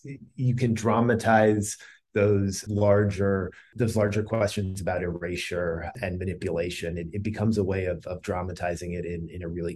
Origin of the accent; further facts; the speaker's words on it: United States; also born or lived in Bethesda; I grew up in the Washington, D.C. suburbs